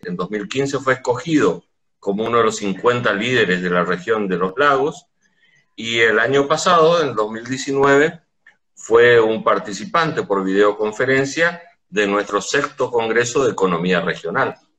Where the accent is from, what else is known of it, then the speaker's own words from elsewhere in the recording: Corrientes, Argentina; nuestra eh, ciudad de Corrientes, la provincia de Corrientes